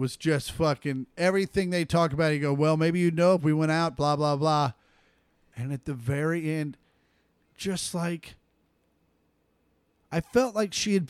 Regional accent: Kansas, United States; we grew up in Kansas

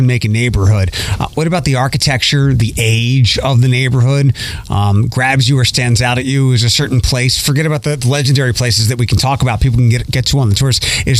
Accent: Philadelphia, Pennsylvania, United States; now in Toledo, United States; Growing up in Philadelphia

